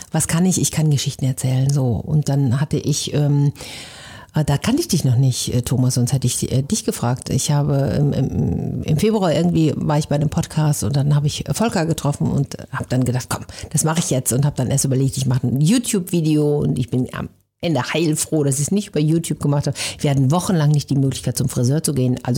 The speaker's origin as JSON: {"language": "German", "region": "North Rhine-Westphalia", "country": "Germany", "accent": "Westphalian", "said": "Also ich komme im Ursprung aus Ostwestfalen. Ich bilde mir ein, man hört das nicht mehr so doll, aber jeder, der sich ein bisschen auskennt, der hört es dann"}